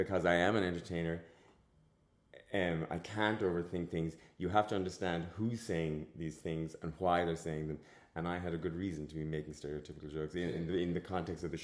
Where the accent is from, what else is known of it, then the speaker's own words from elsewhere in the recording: Ireland; I grew up in a time where being queer almost and being Irish were almost mutually exclusive